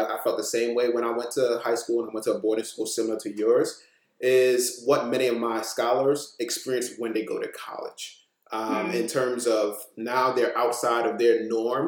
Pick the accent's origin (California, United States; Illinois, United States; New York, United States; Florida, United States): New York, United States; New York City; also born or lived in Maryland; the things that I gained from growing up in Brooklyn.